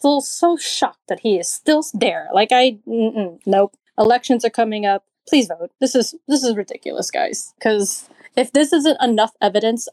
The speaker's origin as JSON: {"language": "English", "region": "Texas", "country": "United States", "tie": "born or raised there", "said": "I grew up in Texas, so I'm used to it"}